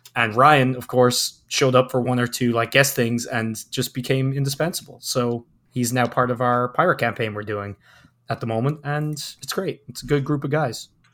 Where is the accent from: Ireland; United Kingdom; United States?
Ireland; now in Canada; I hail from Ireland. I'm currently living in Canada